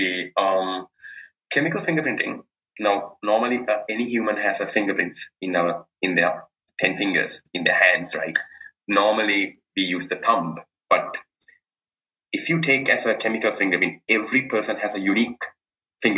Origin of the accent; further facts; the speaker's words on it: Colombo, Western Province, Sri Lanka; moved away as an adult; now in Dunedin, New Zealand; my hometown is Colombo